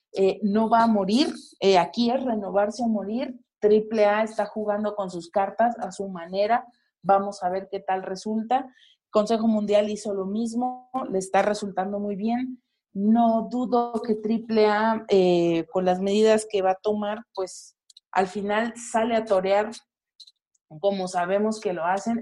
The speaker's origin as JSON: {"language": "Spanish", "country": "Mexico", "said": "como mexicanos a nosotros"}